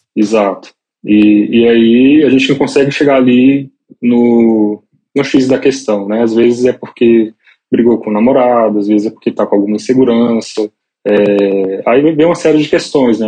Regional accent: Brasília, Federal District, Brazil; moved away as an adult; now in São Paulo, Brazil; nasci em Brasília. É, hoje moro em São Paulo, mas tem três anos só. Esse tempo todo eu vivi em Brasília

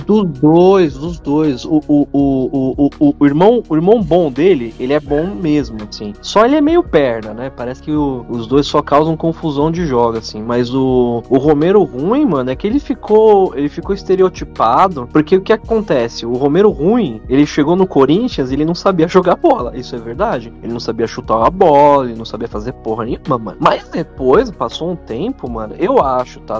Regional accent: São Paulo, Brazil; sou de São Paulo, mano. São Paulo capital

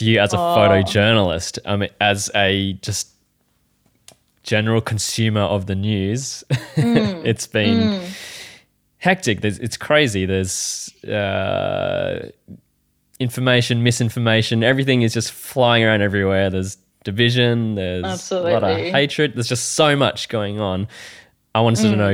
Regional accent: Australia; I was born in Australia

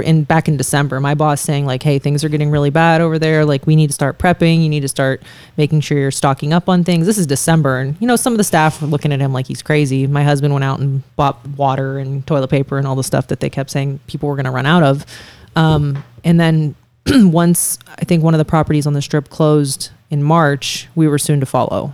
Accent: Youngstown, Ohio, United States; moved away as an adult; now in Las Vegas, United States; I do want my kids to grow up there. I think it'd be great for them to go to the same high school that I did

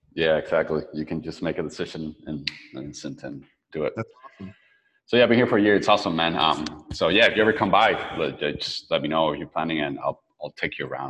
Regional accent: Venezuela; also born or lived in San Francisco; now in Playa del Carmen, Mexico; I'm from Venezuela, so I'm used to tropical weather.

